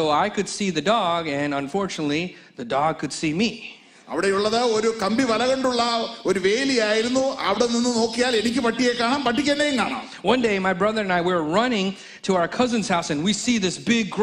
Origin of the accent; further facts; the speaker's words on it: Mesquite, Texas, United States; growing up in Mesquite, Texas, my cousins and I, we lived about a few houses from each other.